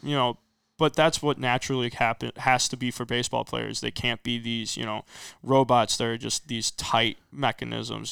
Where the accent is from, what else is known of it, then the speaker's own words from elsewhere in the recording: Rockford, Illinois, United States; also born or lived in Winnebago; I'm originally from Rockford. I ended up moving out to Winnebago, my freshman year of high school.